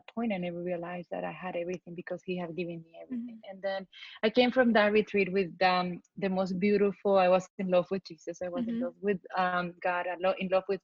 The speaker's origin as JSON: {"language": "English", "country": "Colombia", "tie": "born or raised there", "moved": "as an adult", "lives_now": "United States", "said": "I was born in Colombia, South America, and I've been in the U.S. for the past 25 years"}